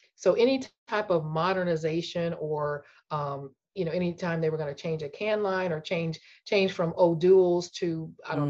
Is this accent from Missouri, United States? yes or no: yes; St. Louis, Missouri, United States; moved away as an adult; also born or lived in Texas; I grew up in St. Louis